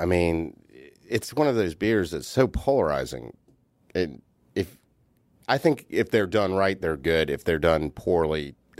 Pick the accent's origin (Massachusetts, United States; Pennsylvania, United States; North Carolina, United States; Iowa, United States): North Carolina, United States; now in Atlanta, United States; I grew up on the Outer Banks of North Carolina. Okay. So I grew up on a small island.